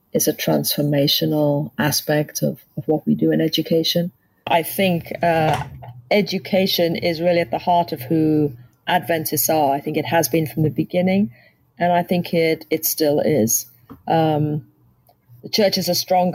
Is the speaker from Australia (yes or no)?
no; England, United Kingdom; moved away as an adult; also born or lived in Canada / Washington, D.C.; now in United States; Grew up in England and really spent still just about the majority of my life in England